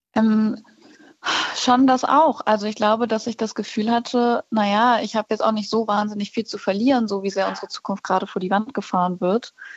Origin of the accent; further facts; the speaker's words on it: Cologne, North Rhine-Westphalia, Germany; ich komme ja aus Köln